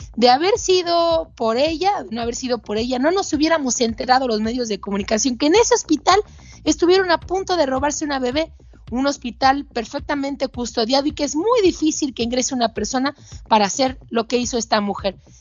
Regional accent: Mexico; todavía se venden niños en mi país

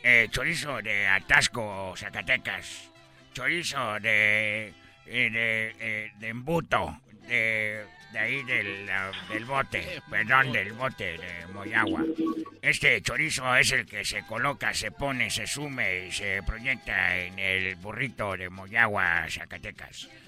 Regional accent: China; Spanish is a second language; les voy a decir la verdad, yo soy de China y … Nunca habían escuchado a un chino en la mañana hablando con ustedes en esta radio

